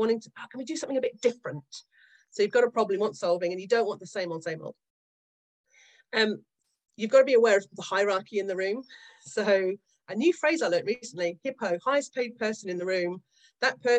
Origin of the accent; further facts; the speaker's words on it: Australia; moved away as an adult; now in Yorkshire, United Kingdom; I grew up in Australia in the 70s and 80s.